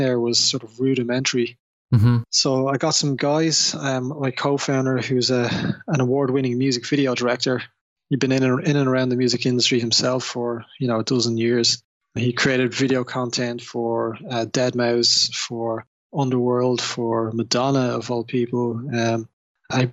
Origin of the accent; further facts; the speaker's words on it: Dublin, Leinster, Ireland; now in London, United Kingdom; I was born and raised in Dublin